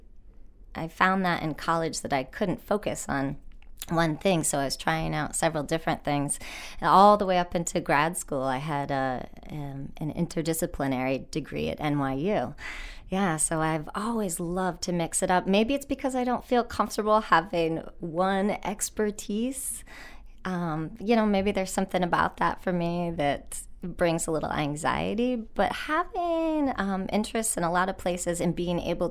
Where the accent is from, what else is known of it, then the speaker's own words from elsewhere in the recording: Rhode Island, United States; I grew up in Rhode Island, the biggest little state in the union.